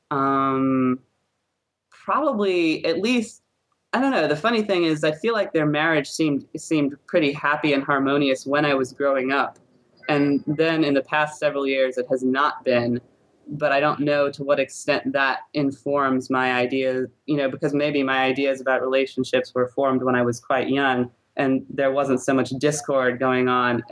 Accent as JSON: {"language": "English", "town": "New Orleans", "region": "Louisiana", "country": "United States", "tie": "born or raised there", "said": "my parents normally live in New Orleans, which is my hometown"}